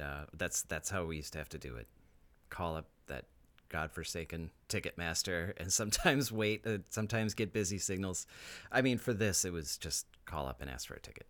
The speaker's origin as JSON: {"language": "English", "region": "Wisconsin", "country": "United States", "tie": "born or raised there", "said": "growing up in Wisconsin, you have heat and humidity"}